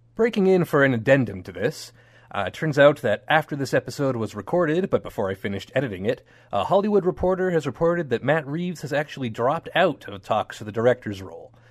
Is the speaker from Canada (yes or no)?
yes; Canada; we're Canadian